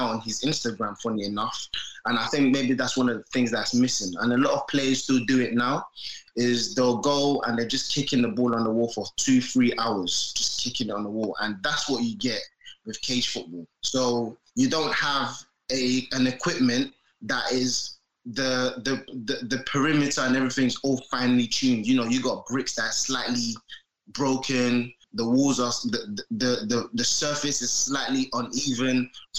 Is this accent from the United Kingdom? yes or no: yes; Peckham, London, United Kingdom; also born or lived in Nigeria; So I'm from Peckham. Cage football, which we called it like cage football on the pitch, normal concrete pitch, is what I grew up on. I was like maybe 11. I didn't initially grow up in England. I was born in Nigeria, so I lived there for like 11 years.